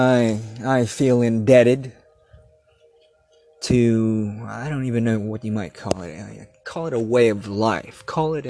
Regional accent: Torrance, California, United States; moved away; I grew up in Torrance, California, down there in Southern California. And I was down there for like elementary school

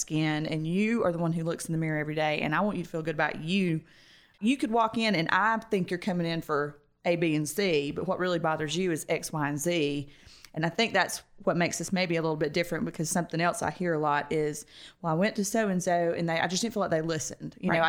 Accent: Roswell, United States; growing up in Roswell, spas and Botox and those kind of treatments were pretty commonplace.

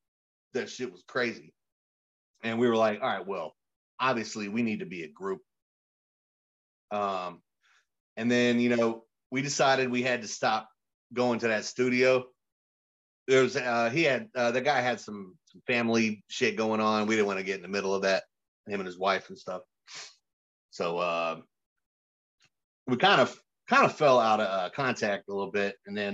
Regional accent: Raleigh, North Carolina, United States; also born or lived in Durham; I was born in Durham. {S0} Okay. {S2} Went to elementary school, finished that, and then I moved to Raleigh around sixth grade. Okay. And I grew up there.

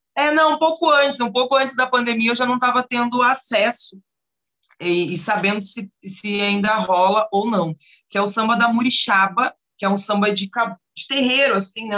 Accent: Rio Grande do Sul, Brazil; also born or lived in Porto Alegre; now in Curitiba, Brazil; Aqui dentro de Curitiba e até mesmo no Rio Grande do Sul, onde eu nasci

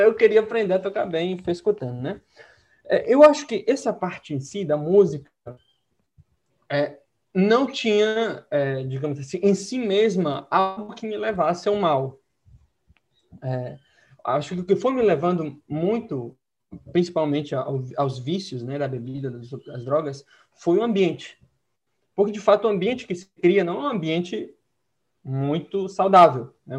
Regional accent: Santiago, Santiago Metropolitan Region, Chile; moved away; Mas eu sou de Santiago do Chile, né? Nasci e cresci em Santiago

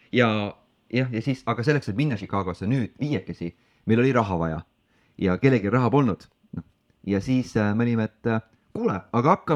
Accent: Estonia; ja olles esimene eestlane, kes seal käis

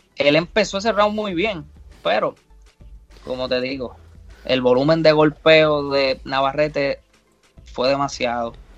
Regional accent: Puerto Rico

